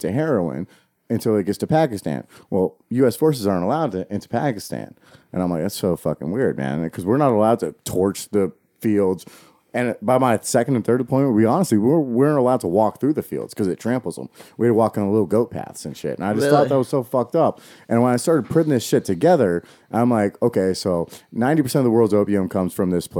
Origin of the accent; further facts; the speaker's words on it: Charlottesville, Virginia, United States; I'm from Charlottesville